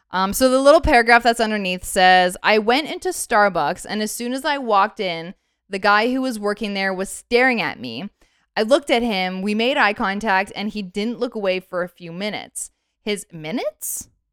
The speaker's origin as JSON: {"language": "English", "country": "Canada", "tie": "born or raised there", "said": "I'm born and raised in Canada"}